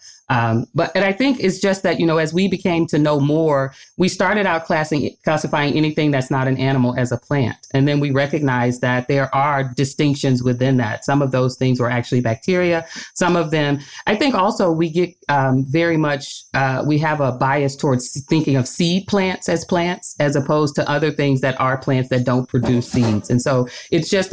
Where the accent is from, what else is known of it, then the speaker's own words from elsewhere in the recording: Arkansas, United States; now in Michigan, United States; I grew up in Arkansas